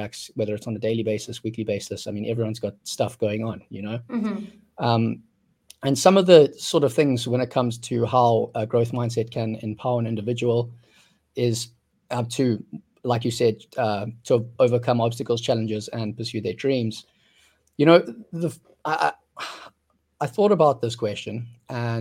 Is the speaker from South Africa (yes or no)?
yes; South Africa; now in Vietnam; I grew up in South Africa.